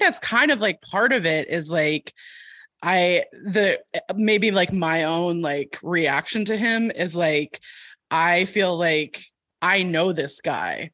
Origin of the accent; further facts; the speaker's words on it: California, United States; I'm from California